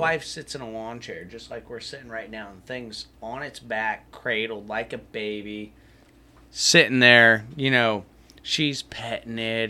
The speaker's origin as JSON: {"language": "English", "town": "Apopka", "region": "Florida", "country": "United States", "tie": "born or raised there", "said": "I grew up back in Apopka going and chasing and catching roosters"}